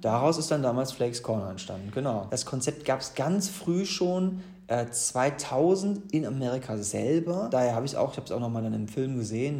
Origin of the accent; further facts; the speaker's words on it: Gladbeck, North Rhine-Westphalia, Germany; moved away as an adult; also born or lived in Bonn; now in Cologne, Germany; ich bin im Ruhrpott geboren. In Gladbeck praktisch Mehr Ruhrpott geht nicht, bin aber Kölner durch und durch.